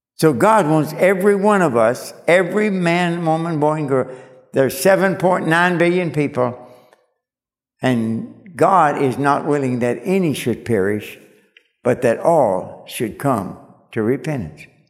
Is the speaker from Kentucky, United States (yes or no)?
yes; Kentucky, United States; moved away; I was born and raised in Kentucky